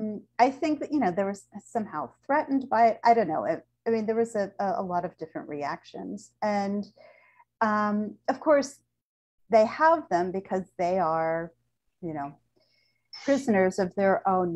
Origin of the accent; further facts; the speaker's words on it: United States; Of course, though as a Jew and as an American, I was afforded a lot of privileges, mostly mobility.